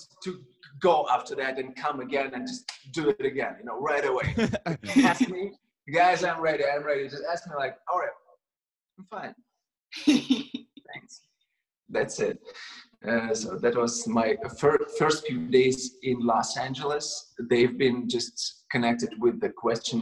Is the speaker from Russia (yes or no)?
yes; Russia; English is a second language; moved away as an adult; now in United States; I came from Russia